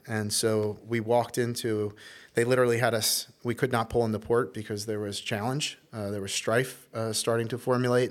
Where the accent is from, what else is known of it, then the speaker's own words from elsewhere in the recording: Baltimore, Maryland, United States; also born or lived in Little Rock, Arkansas; up to Baltimore, Maryland, where I, uh, spent most of my childhood